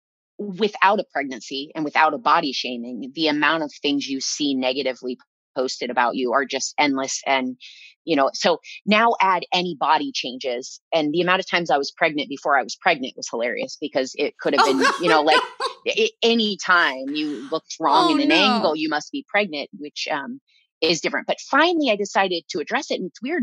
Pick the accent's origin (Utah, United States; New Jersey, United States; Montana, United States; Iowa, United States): Iowa, United States; moved away; I was raised in Iowa